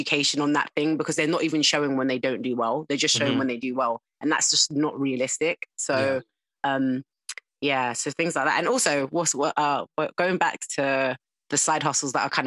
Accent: Croydon, London, United Kingdom; accent: South London; moved away as an adult; now in Surrey, United Kingdom; I was born and bred in South London, Croydon

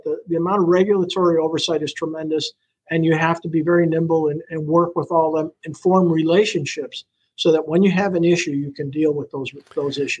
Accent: Buffalo, New York, United States; moved away as an adult; now in Sarasota, United States; I grew up in Buffalo

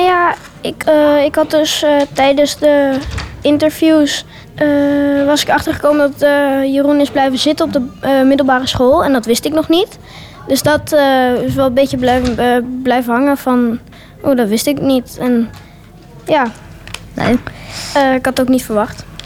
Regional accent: Amsterdam, North Holland, Netherlands; Ik ben 11 jaar en ik kom uit Amsterdam

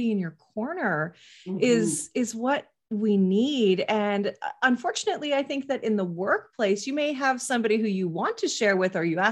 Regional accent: Canada; I'm Canadian

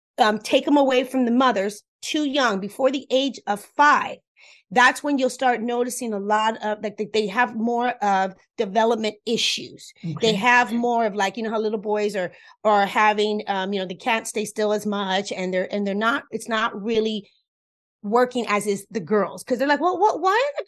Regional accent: Cuba; first language Spanish; English is a second language; That's my first language. I'm Cuban.

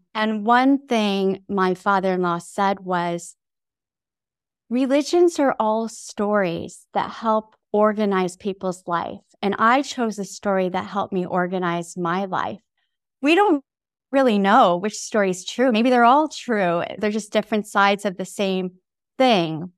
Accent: upstate New York, United States; also born or lived in Taipei, Taiwan; we moved to upstate New York when I was nine months old

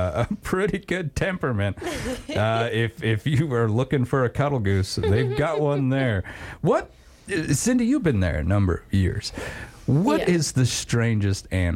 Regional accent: Wyoming, United States; growing up in Wyoming

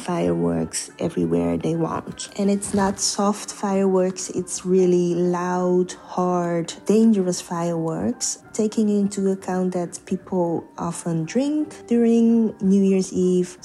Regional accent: Netherlands; I was born and raised in the Netherlands myself.

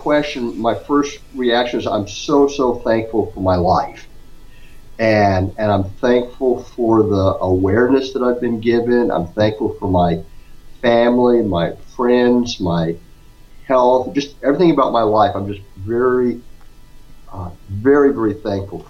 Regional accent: Scottsdale, Arizona, United States; now in Houston, United States; I grew up in Scottsdale

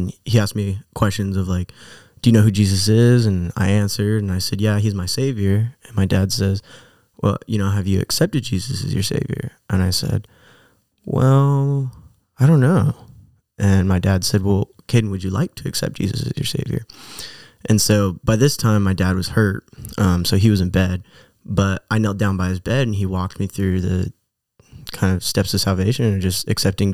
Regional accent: Hemet, California, United States; also born or lived in Fallbrook, California / Phoenix, Arizona; I was born in Fallbrook, but I actually grew up in Hemet, California.

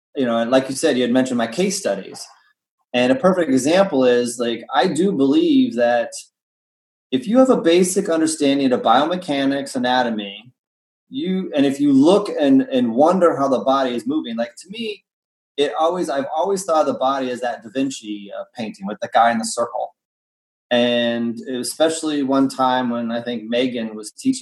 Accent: Indiana, United States; I grew up in Indiana

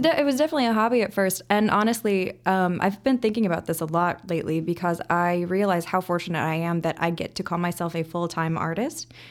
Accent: Indianapolis, Indiana, United States; moved away as an adult; now in Chicago, United States; I grew up in Indianapolis.

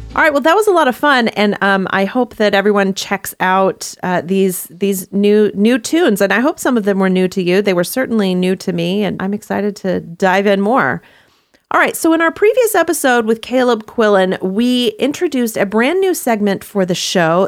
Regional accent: Texas, United States; moved away; also born or lived in Hawaii; I grew up in Texas

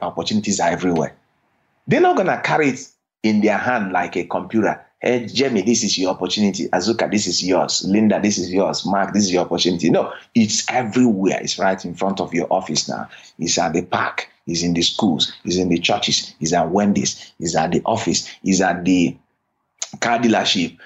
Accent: Nigeria; moved away as an adult; now in United States; growing up in Nigeria, I had always had the dream of coming to America

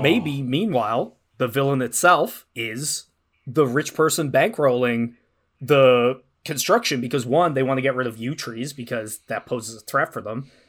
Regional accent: Ireland; moved away as an adult; I'm from Ireland. I moved here about ten years ago.

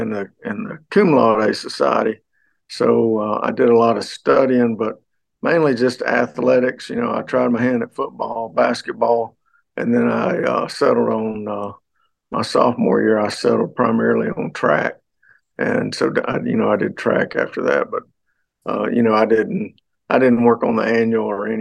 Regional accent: Summerville, Georgia, United States; also born or lived in Fort Payne, Alabama; now in Rome, United States; My family on both sides, my mom's family and my dad's family, are from Somerville

